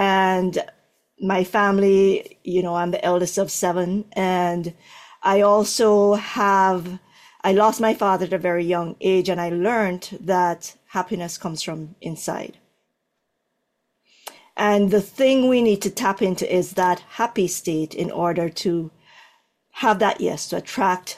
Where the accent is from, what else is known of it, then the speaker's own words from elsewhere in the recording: Jamaica; moved away; I'm from, born in Jamaica.